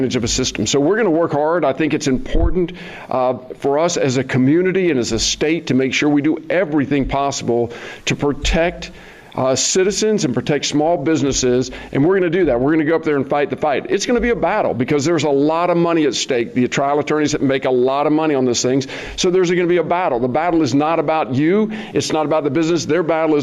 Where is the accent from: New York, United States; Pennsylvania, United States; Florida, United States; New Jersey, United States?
Florida, United States; Gainesville; When I grew up in Gainesville 40, 50 years ago